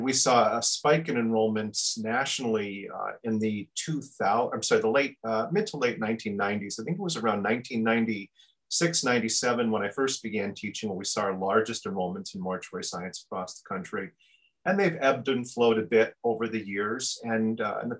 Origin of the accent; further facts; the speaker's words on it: upstate New York, United States; moved away as an adult; now in Minnesota, United States; I'm actually from New York State. I grew up in upstate New York